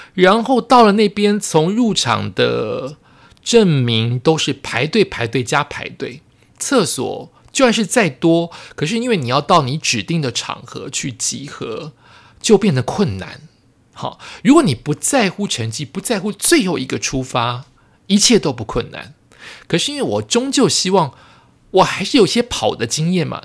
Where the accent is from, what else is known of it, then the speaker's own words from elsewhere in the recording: Taiwan; 因为我是台湾人